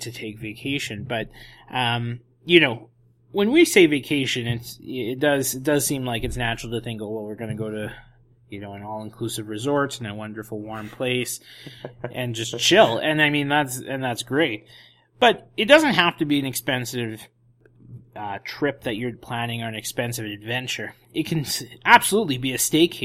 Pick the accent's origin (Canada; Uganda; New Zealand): Canada; Edmonton, Alberta; now in Vancouver, Canada; my hometown of Edmonton, visit the family